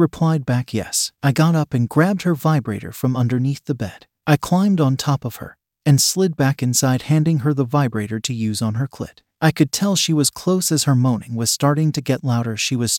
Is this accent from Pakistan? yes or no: yes; Pakistan; moved away as an adult; now in United Kingdom; We had an arrangement back in my home country of Pakistan, and she moved to the UK to live with me after a few months of waiting for her visa. We are from a small village in Pakistan